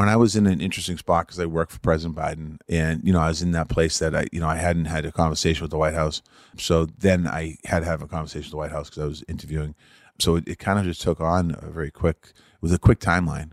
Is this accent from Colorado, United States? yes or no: no; Boston, Massachusetts, United States; growing up in Boston, hockey fan